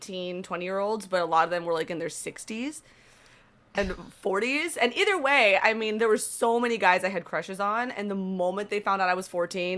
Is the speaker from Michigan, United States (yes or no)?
no; Florida, United States; I'm from Florida